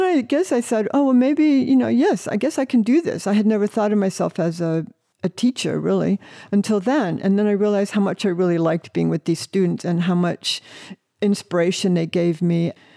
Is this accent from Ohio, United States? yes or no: yes; Northeast Ohio, United States; I grew up in the Forest of Ohio.